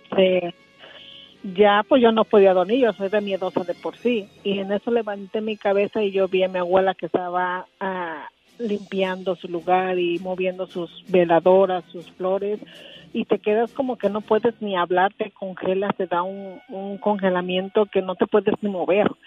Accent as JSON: {"language": "Spanish", "area": "Tecingo", "region": "Puebla", "country": "Mexico", "tie": "born or raised there", "also_born_or_lived": "Oaxaca City, Oaxaca", "said": "nos llevó a vivir a Tencingo, Puebla. Entonces ahí crecimos, ahí crecimos nuestra vida, pero realmente nosotros somos oaxaqueño"}